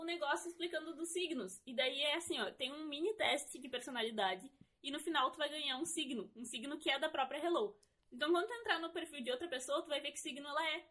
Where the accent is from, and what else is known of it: Brazil